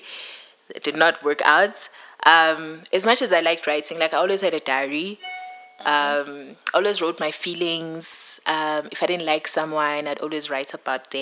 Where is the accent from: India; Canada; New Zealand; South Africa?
South Africa; Pietermaritzburg, KwaZulu-Natal; moved away; I am from Pietermaritzburg originally